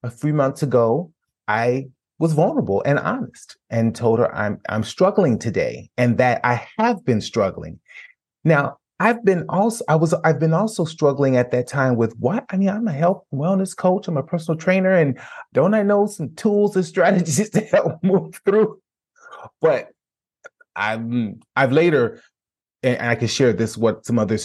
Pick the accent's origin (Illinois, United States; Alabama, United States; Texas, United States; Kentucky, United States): Illinois, United States; Chicago; moved away; I'm from Chicago, so the home is in Chicago. We sold our family home.